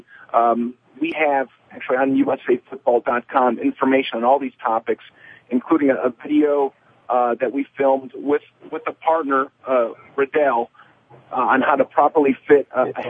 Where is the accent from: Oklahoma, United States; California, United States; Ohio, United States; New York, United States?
Ohio, United States; Northeast; I grew up in Northeast Ohio